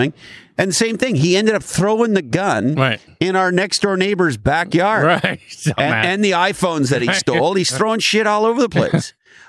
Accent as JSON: {"language": "English", "country": "Canada", "tie": "born or raised there", "moved": "yes", "lives_now": "United States", "said": "And, of course, I grew up in Canada."}